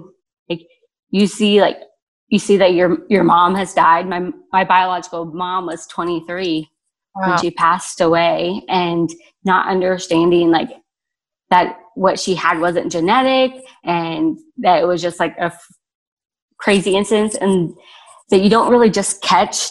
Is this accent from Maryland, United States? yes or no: no; Cincinnati, Ohio, United States; I grew up outside of Cincinnati, Ohio, and was born to two parents.